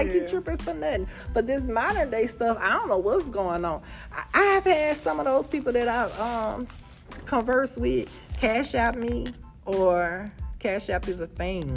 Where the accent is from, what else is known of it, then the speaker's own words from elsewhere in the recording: New Roads, Louisiana, United States; I'm from New Rose